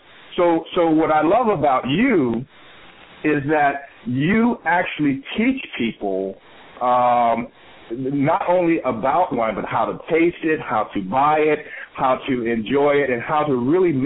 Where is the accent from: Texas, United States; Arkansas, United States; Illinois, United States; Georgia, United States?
Illinois, United States; Chicago; now in California, United States; I'm originally from Chicago, and I moved to California